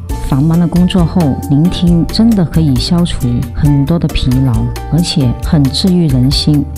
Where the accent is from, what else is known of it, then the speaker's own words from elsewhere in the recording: Guangzhou, Guangdong, China; 大家好啊，我係嚟自二群廣州嘅